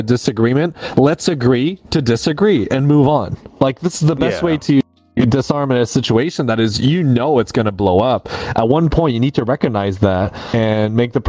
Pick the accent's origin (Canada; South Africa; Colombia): Canada; I'm from the North